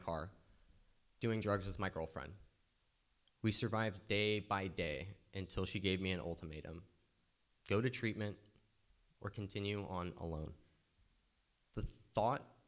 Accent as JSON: {"language": "English", "town": "Walnut Creek", "region": "California", "country": "United States", "tie": "born or raised there", "also_born_or_lived": "Berkeley, California", "said": "I was born in Walnut Creek."}